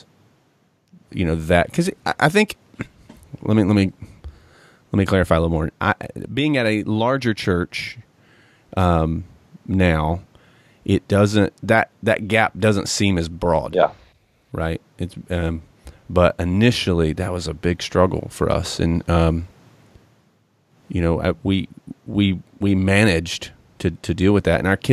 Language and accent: English; Johnson City, Tennessee, United States; I grew up in Johnson City, you know, up in East Tennessee